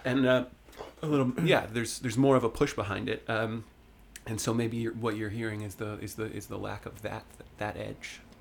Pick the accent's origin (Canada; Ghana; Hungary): Canada; Sutton, Ontario; also born or lived in Vancouver; now in Toronto, Canada; I went to my hometown fair, like they have, the Sutton Fair